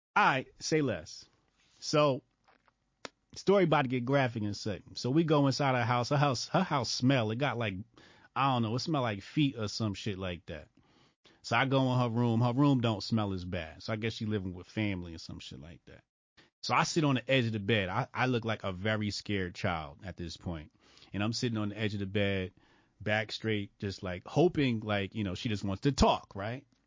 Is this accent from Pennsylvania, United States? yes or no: no; Newark suburbs, New Jersey, United States; I moved from Newark to the Burbs in third grade